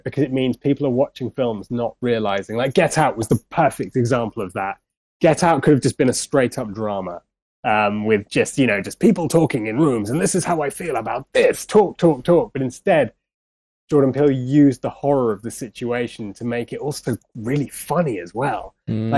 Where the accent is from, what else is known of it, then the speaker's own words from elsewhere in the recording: Radlett, East of England, United Kingdom; also born or lived in London; I'm a Londoner, you know, born bang in the center of London, I grew up in Radlett, like just outside of London.